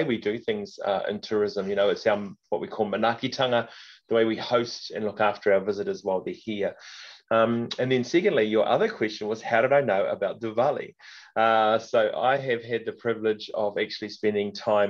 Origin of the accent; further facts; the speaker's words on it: Northland, New Zealand; moved away as an adult; also born or lived in Waikato; now in Hamilton, New Zealand; I'm originally from Northland, Te Tai Tokoro